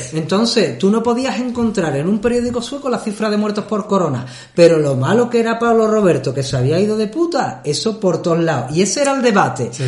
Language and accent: Spanish; Andalusia, Spain; now in Sweden; como andaluz